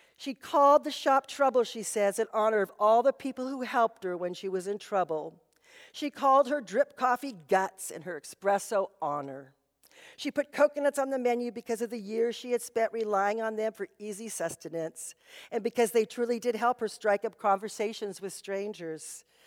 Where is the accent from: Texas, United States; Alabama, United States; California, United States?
California, United States; Anaheim; I grew up in Anaheim and years ago, they were our home team